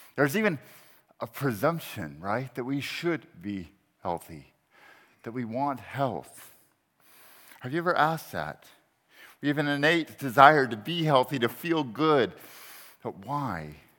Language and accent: English; Texas, United States; also born or lived in Charlottesville, Virginia; now in Berkeley, United States; I'm actually a Texan, a Texan by, uh, birth, um, and disposition